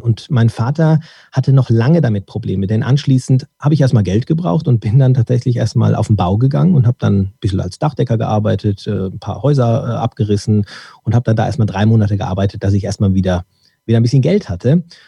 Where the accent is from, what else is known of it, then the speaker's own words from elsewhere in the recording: Dortmund, North Rhine-Westphalia, Germany; ich wurde dann in Dortmund geboren